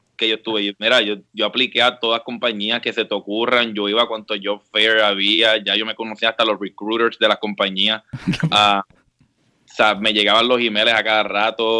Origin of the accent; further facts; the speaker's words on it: San Juan, Puerto Rico; moved away as an adult; also born or lived in Mayagüez, Puerto Rico; now in Washington, D.C. area, United States; Yo, yo soy original de San Juan, toda la vida me crié en San Juan desde los dos años